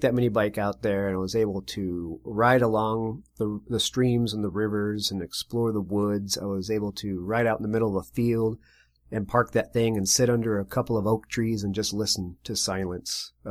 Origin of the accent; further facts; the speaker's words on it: Connecticut, United States; also born or lived in Spain; I was from a, a Navy family, and which means I was born in Spain and uh, ultimately moved over to the United States after I was a year old and was moved around the around the country to multiple states. But I claimed to be from Connecticut.